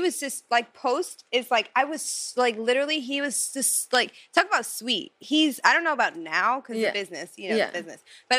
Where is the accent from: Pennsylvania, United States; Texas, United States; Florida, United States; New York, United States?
New York, United States; also born or lived in New Jersey; I'm from New York, you know, but I lived in the tri-state. So at the time I was in Jersey